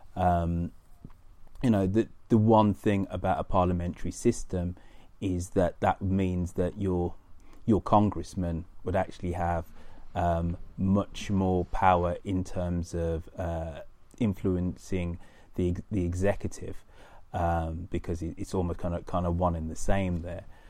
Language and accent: English; United Kingdom; as a Brit